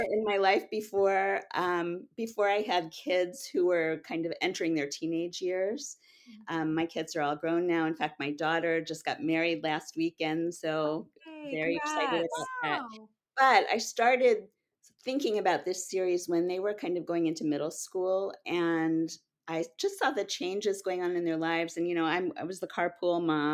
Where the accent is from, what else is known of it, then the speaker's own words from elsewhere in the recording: Cincinnati, Ohio, United States; now in Rockville, Maryland, United States; I grew up in Cincinnati, and Chicago was the big city we went to.